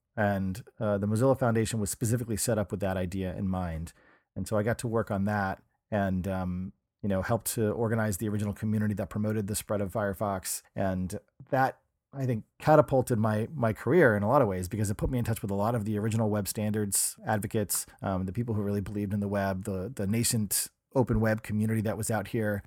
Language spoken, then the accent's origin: English; New Hampshire, United States; moved away as an adult; also born or lived in Pittsburgh, Pennsylvania; now in San Francisco, United States; I grew up in New Hampshire